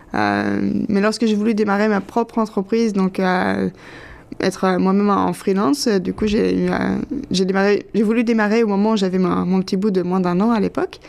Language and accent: French; France; moved away as an adult; now in Toronto, Canada; je viens de France et je suis arrivée au Canada il y a 7 ans